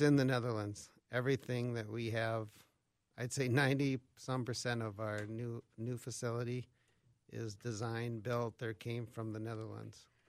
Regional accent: Albert Lea, Minnesota, United States; I grew up around Albert Lee, so southern Minnesota

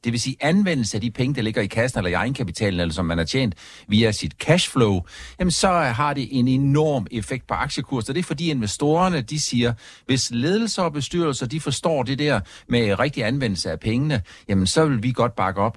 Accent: Funen, Southern Denmark, Denmark; Fyn, hvor jeg kommer fra

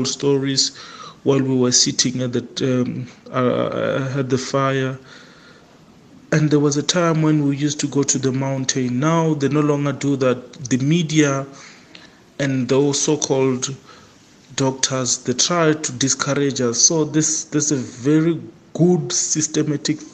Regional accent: Venda, Limpopo, South Africa; now in Alexandra, South Africa; I'm also from Venda

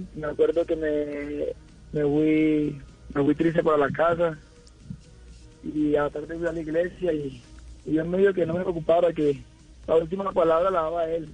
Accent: Colombia; moved away; mañana ya regreso a Colombia, ya me hace falta

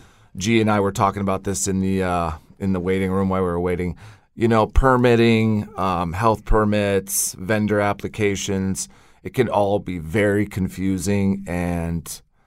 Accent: Colorado, United States; I grew up in Colorado, bounced around there for some time, went out to Seattle and Pacific Northwest

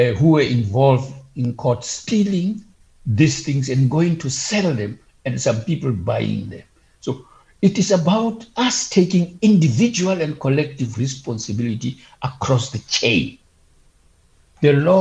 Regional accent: Bloemfontein, Free State, South Africa; I come from Bloemfontein.

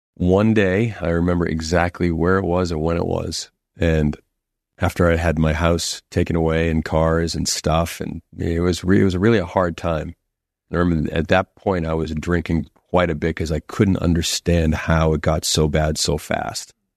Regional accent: Boston, Massachusetts, United States; growing up in Boston

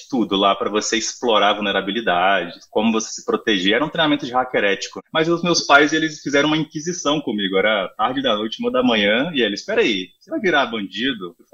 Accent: Brasília, Federal District, Brazil; Bom, é, eu sou de Brasília, atendo a América Latina já tem um tempo

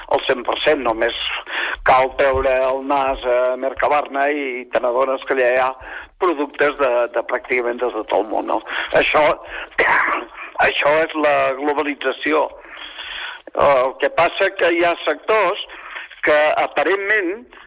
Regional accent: Catalonia, Spain; som catalans

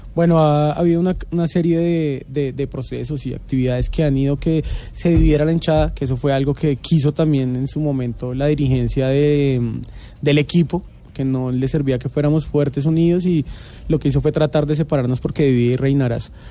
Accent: Bogotá, Colombia; somos rolos bogotanos al 100%

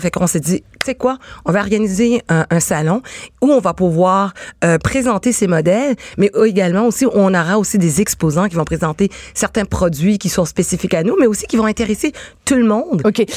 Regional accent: Quebec, Canada; je suis née ici au Québec

